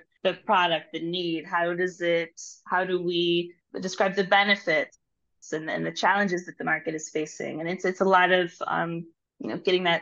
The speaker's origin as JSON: {"language": "English", "town": "St. Louis", "region": "Missouri", "country": "United States", "moved": "as an adult", "lives_now": "Israel", "said": "I am originally from St. Louis, Missouri, but I moved to Israel, I think, more than 20 years ago."}